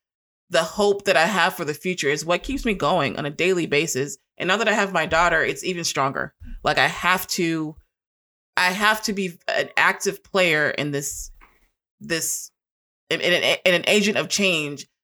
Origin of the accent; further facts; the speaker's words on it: Long Beach, California, United States; moved away as an adult; now in Arkansas, United States; I'm from California. I'm from Long Beach, California.